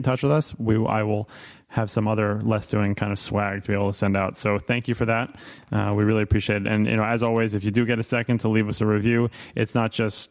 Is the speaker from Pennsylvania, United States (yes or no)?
no; New York City, New York, United States; moved away; also born or lived in Philadelphia; I grew up in New York City, and tap water was actually always really delicious, but I've also spent time living in Philadelphia and upstate New York